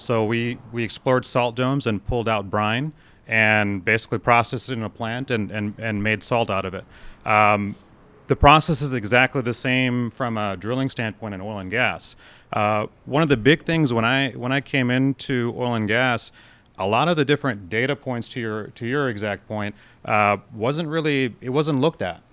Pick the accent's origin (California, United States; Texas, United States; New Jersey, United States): Texas, United States; growing up in Texas